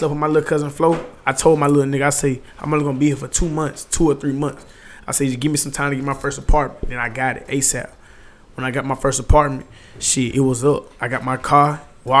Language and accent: English; Columbia, South Carolina, United States; I'm from Columbia, South Carolina